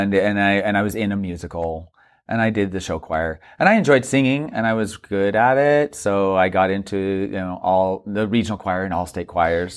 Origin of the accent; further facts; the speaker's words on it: Mesa, Arizona, United States; moved away as an adult; now in New York, United States; I was raised in Mesa, Arizona, and there were ten kids.